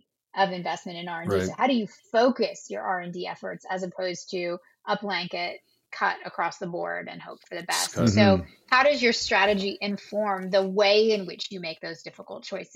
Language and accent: English; Canada; we're all Canadian